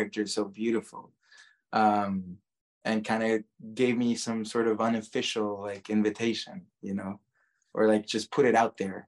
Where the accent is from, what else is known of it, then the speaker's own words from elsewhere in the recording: Guatemala; moved away; growing up in Guatemala, everyone is Catholic